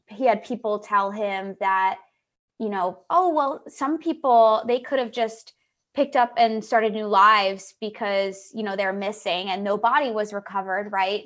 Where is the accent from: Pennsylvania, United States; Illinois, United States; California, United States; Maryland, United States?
Pennsylvania, United States; we're from Pennsylvania